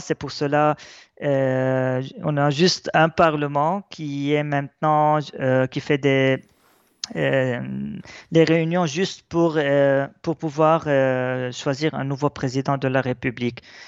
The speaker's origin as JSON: {"language": "French", "country": "Lebanon", "said": "notre identité chrétienne est très importante pour nous parce que elle nous, force à être plus attachés même à notre terre"}